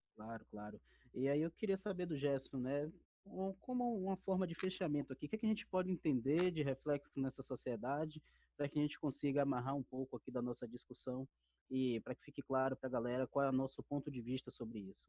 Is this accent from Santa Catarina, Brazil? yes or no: no; Bahia, Brazil; now in São Paulo, Brazil; sou baiano também